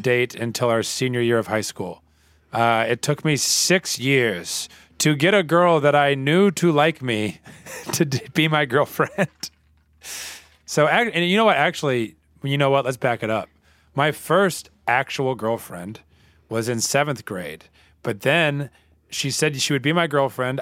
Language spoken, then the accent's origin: English; the Bible Belt, United States; I grew up in the Bible Belt